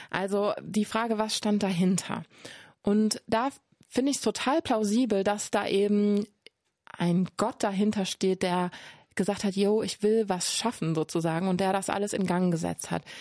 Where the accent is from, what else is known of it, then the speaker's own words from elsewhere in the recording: Cologne, North Rhine-Westphalia, Germany; Ich komme aus Köln, da sagt man von nix kütt nix.